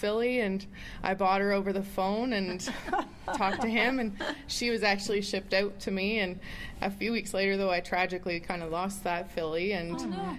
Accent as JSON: {"language": "English", "town": "Perth", "region": "Ontario", "country": "Canada", "said": "I'm from Perth, Ontario, and that was the option for us."}